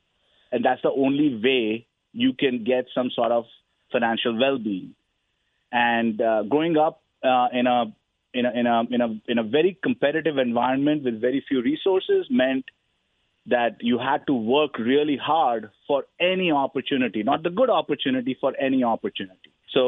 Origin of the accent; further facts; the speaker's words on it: India; now in United States; I grew up in the 80s and the 90s. India was not a very capitalistic country. It was pretty socialist.